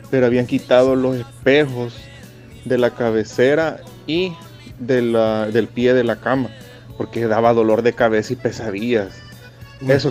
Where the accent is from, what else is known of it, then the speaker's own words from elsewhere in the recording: El Salvador; hace poco fui al cementerio de, mi pueblo, allá en El Salvador, y veo que así están enterrados, de oriente a poniente.